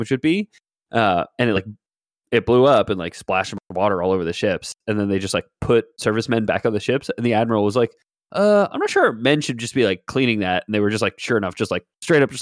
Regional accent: Montreal, Quebec, Canada; We're from Montreal

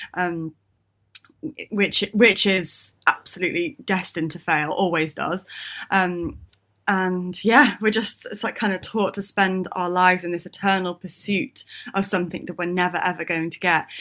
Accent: United Kingdom; we're British

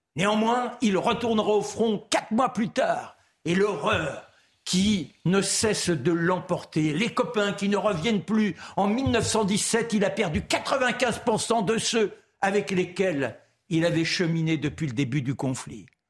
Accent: France; Moi, je suis français, fondamentalement français

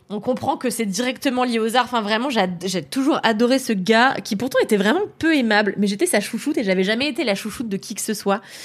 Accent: Levallois-Perret, Île-de-France, France; j'ai grandi à Levallois dans une école de blancs

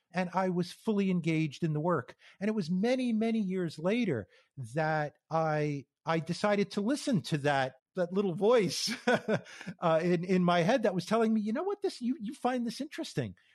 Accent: New York area, United States; moved away as an adult; also born or lived in Phoenix, Arizona; I grew up in the New York area on the East Coast

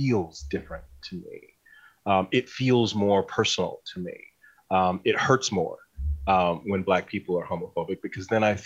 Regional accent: Northeast Ohio, United States; Growing up in Northeast Ohio in the 70s and 80s was, everybody worked in a factory

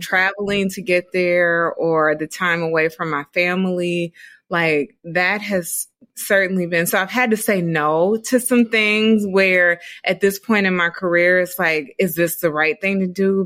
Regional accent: Dayton, Ohio, United States; moved away as an adult; I'm from Dayton, Ohio.

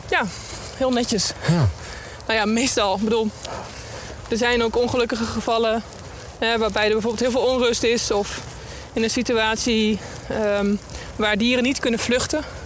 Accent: Netherlands; als Nederlander

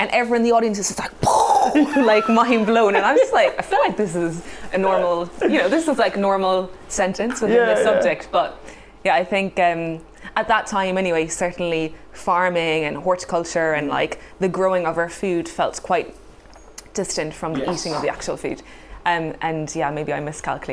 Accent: Cork, Munster, Ireland; moved away; also born or lived in Hackney, London; I grew up in Cork in Ireland where my parents ran a horticulture company

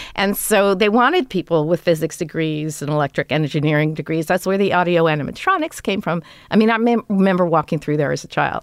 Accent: Los Angeles, California, United States; we grew up in Toluca

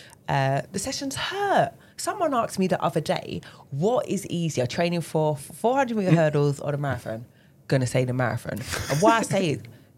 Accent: London, United Kingdom; London, obviously born and raised

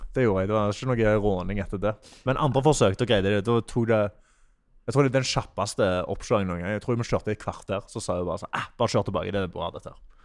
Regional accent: Sola, Rogaland, Norway; moved away; also born or lived in Netherlands; Jeg er fra Stavanger, eller fra Sola

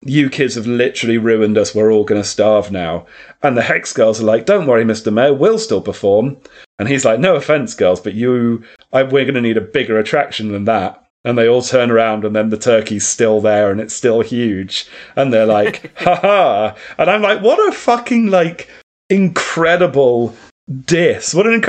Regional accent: Ireland; Check out my streams. I'm Irish.

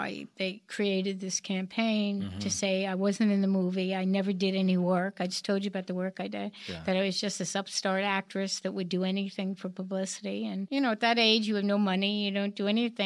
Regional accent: New York, United States; I was born in New York

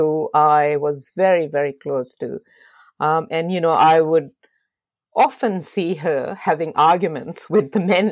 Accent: Lahore, Punjab, Pakistan; moved away as an adult; now in Australia; I was born in Lahore in Pakistan.

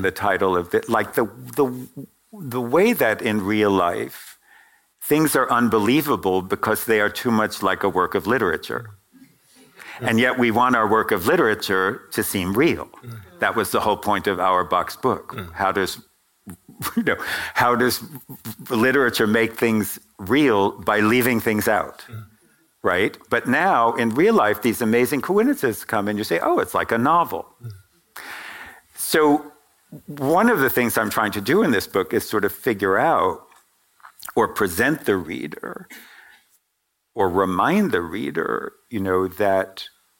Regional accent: New York, United States; I grew up in New York, and my family members died in the Holocaust

